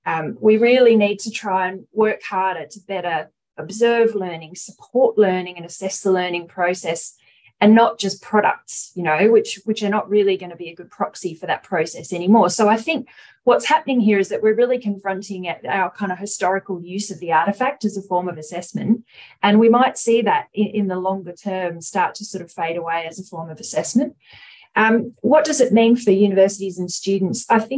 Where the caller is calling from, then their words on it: Perth, Western Australia, Australia; I'm coming from Noongar country in Western Australia, Boorloo, a place many of you would know as Perth.